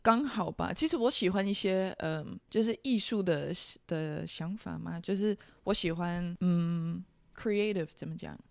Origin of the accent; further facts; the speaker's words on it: Netherlands; Chinese is a second language; moved away as an adult; now in Kenting, Taiwan; 我是来自荷兰，啊，我来台湾五年了，我现在二十八岁